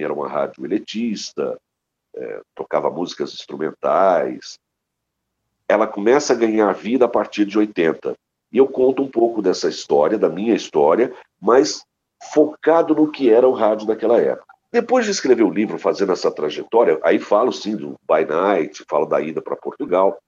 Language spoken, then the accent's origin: Portuguese; Ribeirão Preto region, São Paulo, Brazil; moved away as an adult; now in São Paulo, Brazil; sou da região de Ribeirão Preto